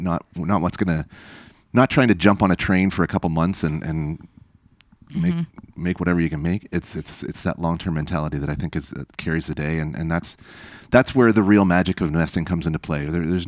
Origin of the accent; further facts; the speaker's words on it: Canada; And frankly, as a Canadian investor, that's seen some different investing climates over the years.